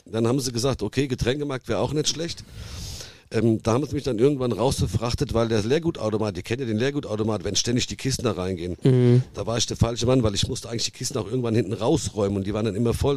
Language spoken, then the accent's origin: German; Nidda, Hesse, Germany; accent: Hessian; Ihr hört ja auch, dass ich einen hessischen Dialekt habe